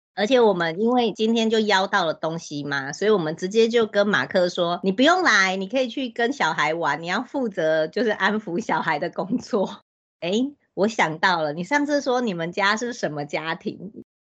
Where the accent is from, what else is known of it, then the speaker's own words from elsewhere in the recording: Hsinchu, Taiwan; 我嗯们新竹这边也是有一些选择，经营比较久了，我们这边是曙光，是一个天主教的私校